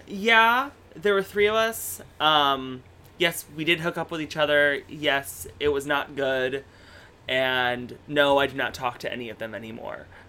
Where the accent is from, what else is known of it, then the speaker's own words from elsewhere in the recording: Stockbridge, Michigan, United States; I'm originally from Michigan. I'm from a little tiny town